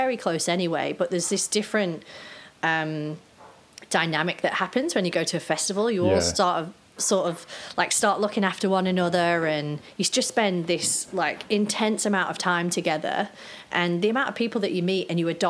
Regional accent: Cheshire, North West England, United Kingdom; I grew up in Cheshire, kind of like in the countryside

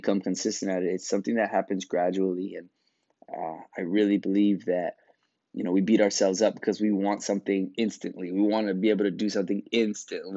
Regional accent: New York, United States; growing up in New York

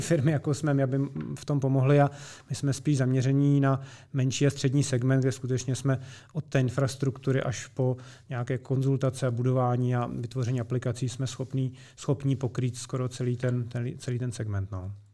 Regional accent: Česká Lípa, Liberec Region, Czechia; já jsem rodák z České Lípy

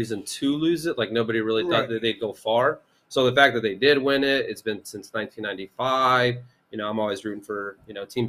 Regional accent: Houston, Texas, United States; born in Houston.

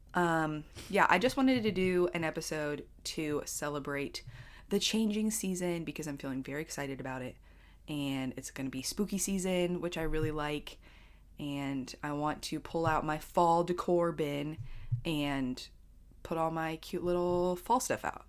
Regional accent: Pennsylvania, United States; moved away; I grew up in Pennsylvania

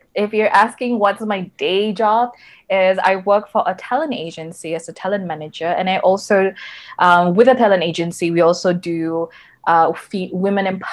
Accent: Sabah, Malaysia; growing up in Sabah, a lot of my schoolmates

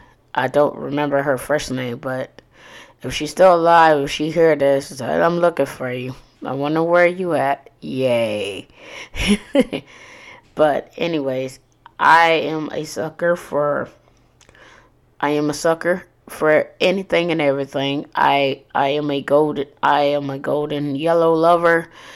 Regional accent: Corpus Christi, Texas, United States; Born and raised in Corpus Christi, Texas

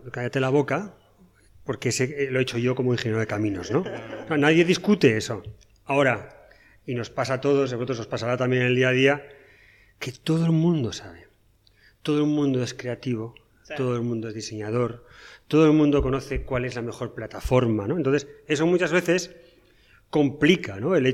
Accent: Asturias, Spain; moved away as an adult; now in Paraguay; soy asturiano

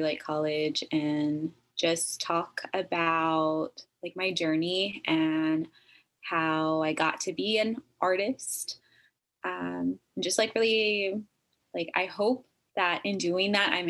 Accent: Texas, United States; moved away as an adult; also born or lived in Northern California; now in California, United States; I'm originally from Texas, and I have been living up here in California, Northern California, for the last like 10 years.

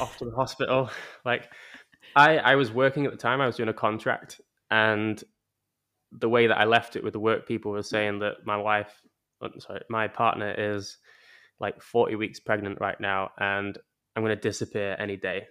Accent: England, United Kingdom; moved away; growing up in England

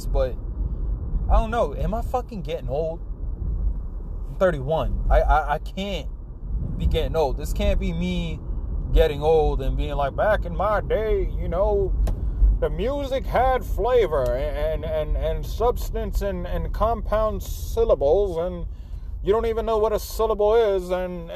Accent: Florida, United States; now in New Jersey, United States; I'm from Florida. I live in Jersey

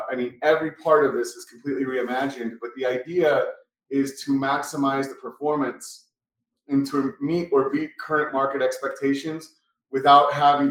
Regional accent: Florida, United States; I'm from Florida. That's a different country for sure.

